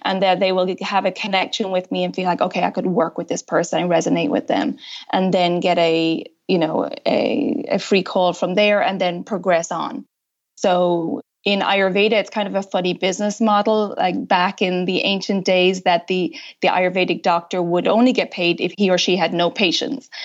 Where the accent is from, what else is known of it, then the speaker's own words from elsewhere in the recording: Ireland; also born or lived in United States; now in France; I'm originally from Ireland.